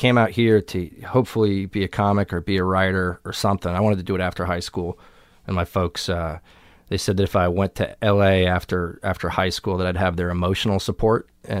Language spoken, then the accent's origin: English; East Coast, United States; I grew up on the East Coast and went to college.